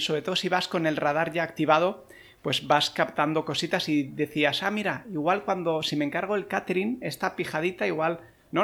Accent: Terrassa, Catalonia, Spain; la meetup de Tarrasa, que esa es la pequeñita, es la de mi pueblo, y la monto un poco para ponérselo fácil a la gente de aquí

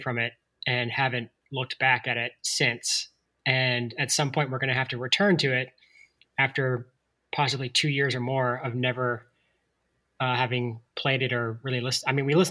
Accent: Atlanta, Georgia, United States; now in Asheville, United States; I grew up in Atlanta in the suburbs

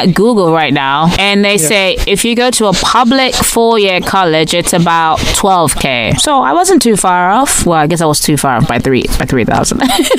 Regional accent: Nigeria; now in United States; Well, I'm from Nigeria. I live in the US right now.

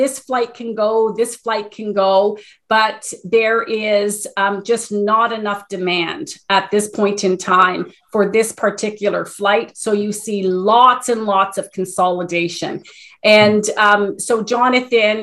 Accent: Canada; as Canadian travelers in this time of COVID

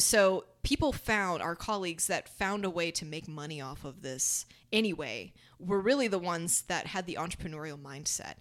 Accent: Dade City, Florida, United States; also born or lived in Tampa; Paul and I did a lot of our growing up in Dade City

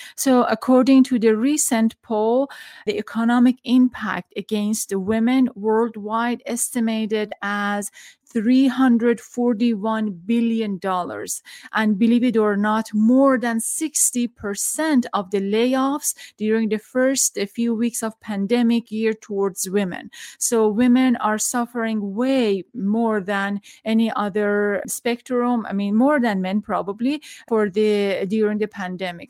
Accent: Tehran, Tehran Province, Iran; now in United States; I'm from Iran, back in Tehran. I was growing up

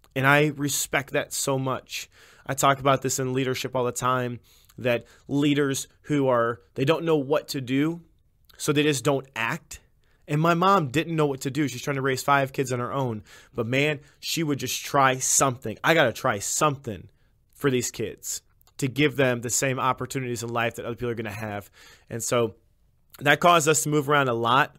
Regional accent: Illinois, United States; I was raised throughout Illinois.

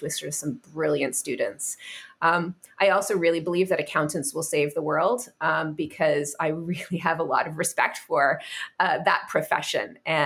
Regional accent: Canada; now in London, United Kingdom; I'm from Canada originally, and I feel like I grew up swimming in beautiful clear lakes

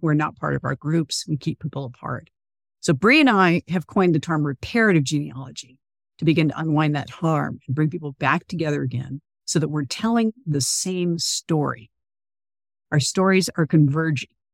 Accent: California, United States; I grew up in California, where slavery is, like, literally one paragraph in a textbook

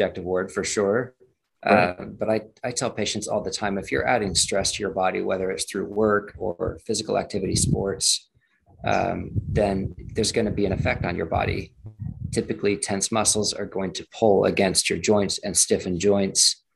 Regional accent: Las Vegas, Nevada, United States; also born or lived in Utah / Davenport, Iowa; I grew up in Las Vegas, still live in Las Vegas

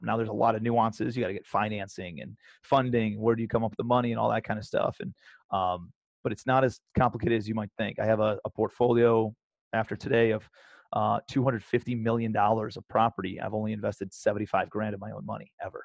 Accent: Cleveland, Ohio, United States; moved away as an adult; also born or lived in New York City; I'm a kid from Cleveland

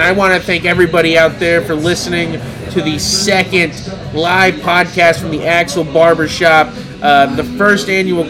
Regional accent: Broken Arrow, Oklahoma, United States; I grew up in Broken Arrow

